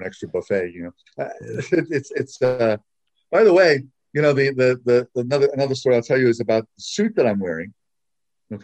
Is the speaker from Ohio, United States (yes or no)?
no; Long Island, New York, United States; I grew up on Long Island in New York